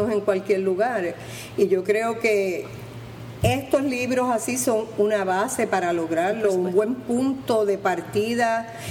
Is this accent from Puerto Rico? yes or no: yes; Puerto Rico; divierte y va fortaleciendo el ego de uno como puertorriqueño